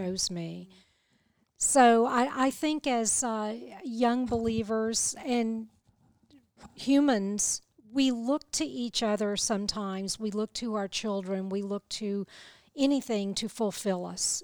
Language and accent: English; the South, United States; accent: southern; my southern accent